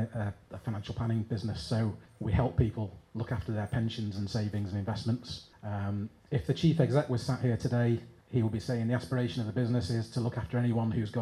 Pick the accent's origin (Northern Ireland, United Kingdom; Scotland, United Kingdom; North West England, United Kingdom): North West England, United Kingdom; Manchester; Manchester's always been home for me